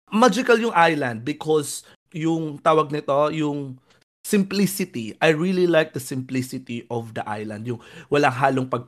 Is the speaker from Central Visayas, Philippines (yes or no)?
no; Samar, Eastern Visayas, Philippines; moved away; pumunta din ako ng Samar, yung hometown ko